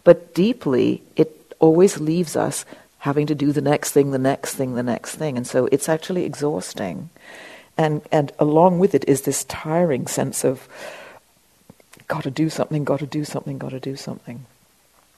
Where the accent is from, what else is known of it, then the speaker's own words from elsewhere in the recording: England, United Kingdom; I was raised in England